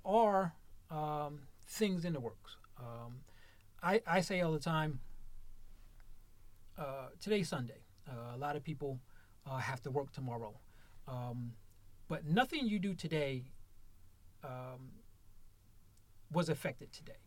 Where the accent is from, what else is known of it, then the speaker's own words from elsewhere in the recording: Mansfield, Ohio, United States; moved away as an adult; I am in Mansfield, born and raised in Mansfield